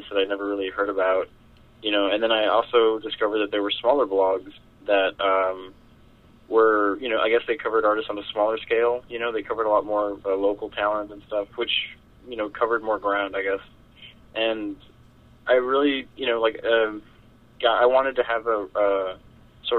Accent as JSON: {"language": "English", "town": "McAllen", "region": "Texas", "country": "United States", "lives_now": "Weslaco, United States", "said": "I live in Weslaco, Texas. I'm originally from McAllen, but I moved over here with my family a couple of years ago"}